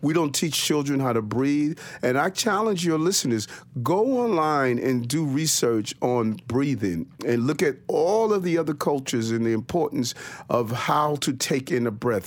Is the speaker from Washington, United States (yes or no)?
no; New York City, New York, United States; also born or lived in Brooklyn, New York; I was born in Brooklyn on Gates Avenue, and my mother, uh, moved us to South Jamaica, Queens